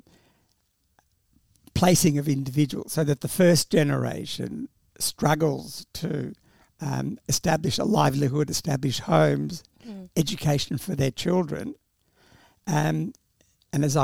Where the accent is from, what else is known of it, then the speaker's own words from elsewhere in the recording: Australia; English is a second language; I came to Australia as an 8-year-old and in that period started school without any sort of support